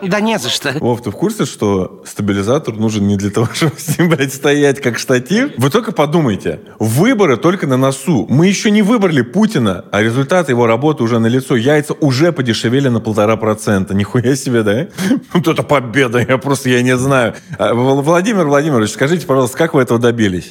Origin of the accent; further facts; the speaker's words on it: Russia; я же сам русский